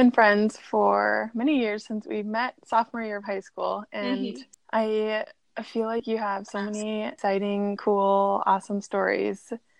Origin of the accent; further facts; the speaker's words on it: Minnesota, United States; we met growing up in Minnesota